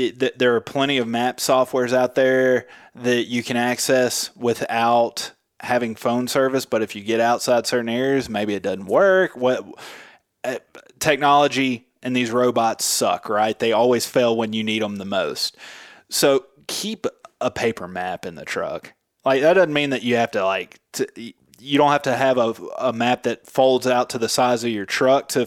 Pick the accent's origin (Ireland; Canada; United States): United States; Memphis, Tennessee; I'm from Memphis, Tennessee